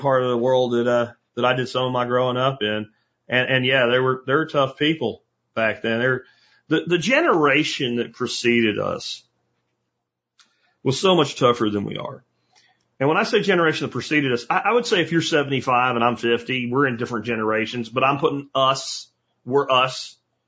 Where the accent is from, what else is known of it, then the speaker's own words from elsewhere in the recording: Pottsville, Pennsylvania, United States; where I grew up in Pottsville